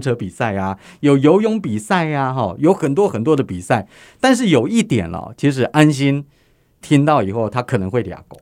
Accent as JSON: {"language": "Chinese", "country": "Taiwan", "said": "身为台湾人的我"}